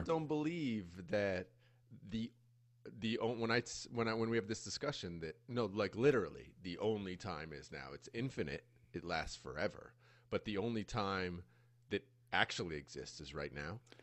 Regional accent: United States; moved away as an adult; now in Costa Rica; growing up in the States

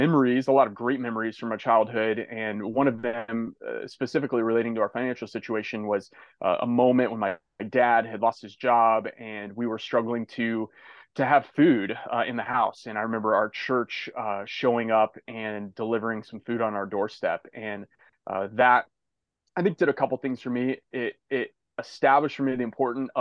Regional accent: Indiana, United States; now in Malibu, United States; I grew up in a rural community in Indiana, a small farm town

